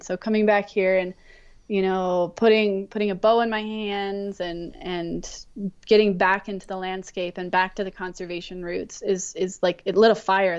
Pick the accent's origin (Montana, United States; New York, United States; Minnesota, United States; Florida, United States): Montana, United States; also born or lived in Wyoming / California; So I grew up in Montana, Wyoming, and California.